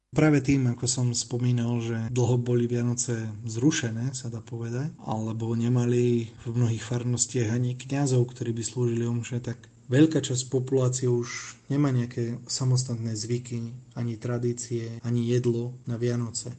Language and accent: Slovak; Slovakia; moved away as an adult; also born or lived in Mexico / eastern Cuba; now in Havana, Cuba; Ja som zo Slovenska